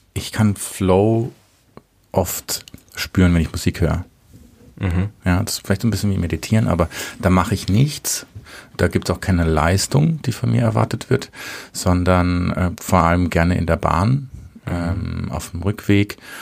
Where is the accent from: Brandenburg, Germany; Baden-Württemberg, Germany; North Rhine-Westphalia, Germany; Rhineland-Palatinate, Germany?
Baden-Württemberg, Germany; Selber als Badener